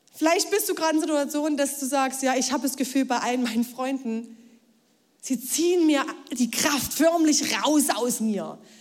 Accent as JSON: {"language": "German", "area": "Ore Mountains", "region": "Saxony", "country": "Germany", "tie": "born or raised there", "moved": "yes", "lives_now": "Leipzig, Germany", "said": "ins Erzgebirge, in meine Heimat"}